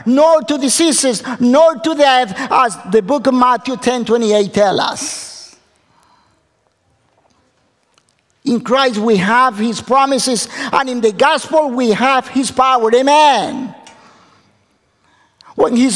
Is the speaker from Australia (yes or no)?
no; Ecuador; English is a second language; moved away; I come from Ecuador, South America.